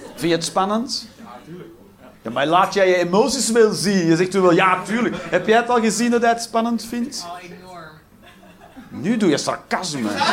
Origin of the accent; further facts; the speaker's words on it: Belgium; als Belg